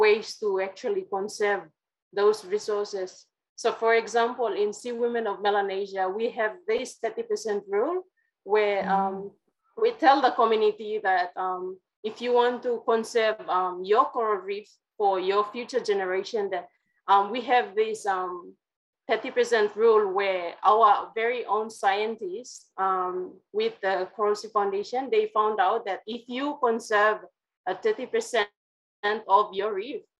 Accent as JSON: {"language": "English", "town": "Kimbe", "region": "West New Britain", "country": "Papua New Guinea", "tie": "born or raised there", "said": "I come from the New Britain Island in Papua New Guinea, so West New Britain province"}